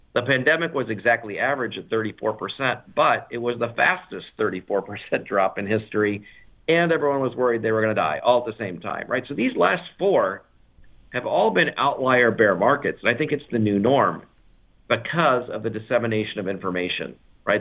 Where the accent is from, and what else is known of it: United States